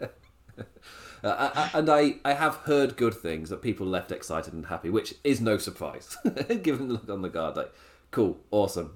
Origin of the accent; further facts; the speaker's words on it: England, United Kingdom; I'm English